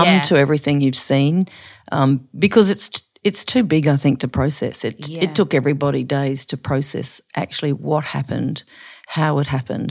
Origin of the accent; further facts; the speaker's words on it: Queensland, Australia; And growing up in Queensland, you know, they were some of my heroes, Shane Gould.